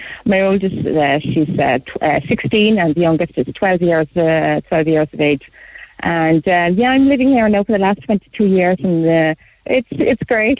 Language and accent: English; Mahon, Munster, Ireland; From Mahon, actually, Mahon.